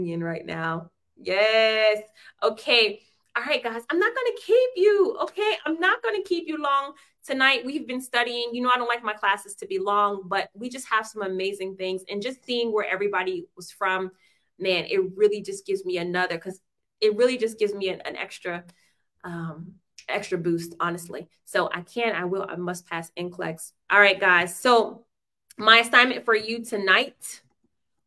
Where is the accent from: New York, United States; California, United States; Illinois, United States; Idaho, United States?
Idaho, United States; Boise; moved away; also born or lived in Ohio; I am from the United States of America, born in Boise, Idaho. I hail from Boise, Idaho, then by way of Ohio.